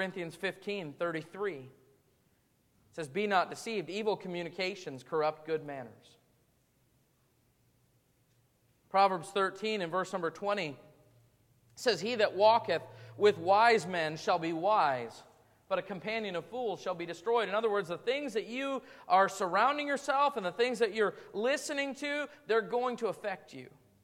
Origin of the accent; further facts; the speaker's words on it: Wisconsin, United States; I grew up in southeastern Wisconsin, which is kind of a mixture of that real strong northern, you know, way of talking, and a little bit of the Chicago